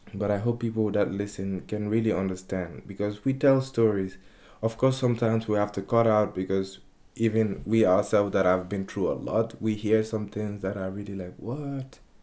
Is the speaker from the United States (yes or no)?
no; Guinea; also born or lived in Spain; now in Amsterdam, Netherlands; I'm from Guinea